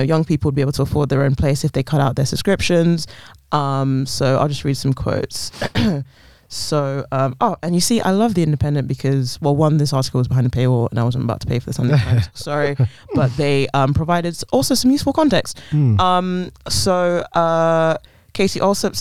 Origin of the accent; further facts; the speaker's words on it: London, United Kingdom; I was born in London, raised in London. I've lived here pretty much my whole life